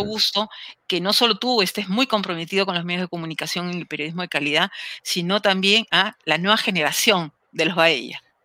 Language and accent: Spanish; Peru; yo soy una enamorada del Perú, como muchos de ustedes, estoy muy segura, enamorada de mi país